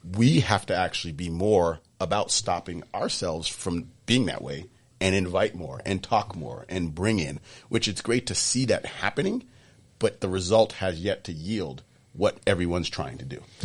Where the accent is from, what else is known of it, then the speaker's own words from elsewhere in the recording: Sudbury, Massachusetts, United States; growing up in Sudbury